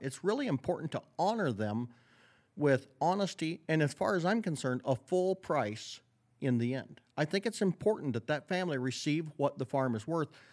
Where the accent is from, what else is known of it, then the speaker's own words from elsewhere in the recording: Northwest Iowa, United States; I grew up in Northwest Iowa